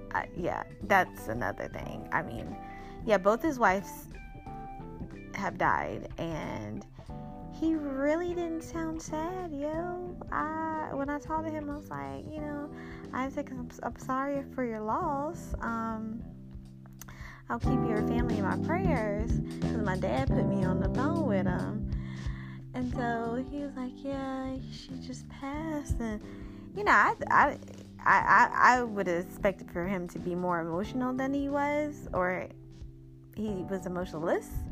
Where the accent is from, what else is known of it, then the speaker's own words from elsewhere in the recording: Springfield, Georgia, United States; moved away; I grew up from in Springfield, Georgia